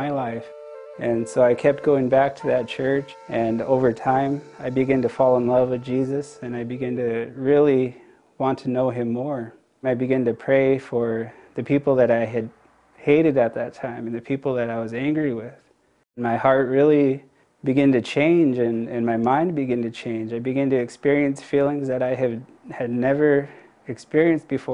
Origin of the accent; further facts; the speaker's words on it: Yakama Nation Reservation, Washington, United States; I grew up on the Yakima Nation Reservation